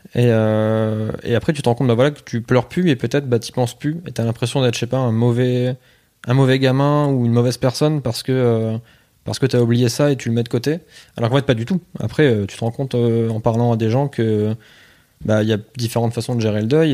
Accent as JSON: {"language": "French", "area": "Pas-de-Calais", "region": "Hauts-de-France", "country": "France", "said": "je viens plus du Pas-de-Calais. Ouais. fait j'étais vraiment à la frontière entre les deux."}